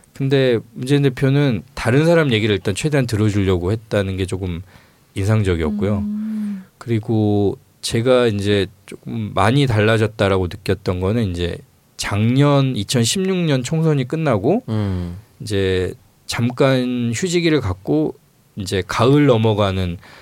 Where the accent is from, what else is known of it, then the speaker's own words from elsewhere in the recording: Honam, South Korea; 제가 이제 호남 출신인데